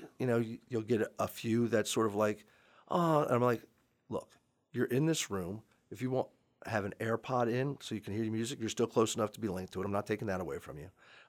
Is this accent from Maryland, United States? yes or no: yes; Gaithersburg, Maryland, United States; I grew up in Gaithersburg. My dad worked in a law firm down in D.C.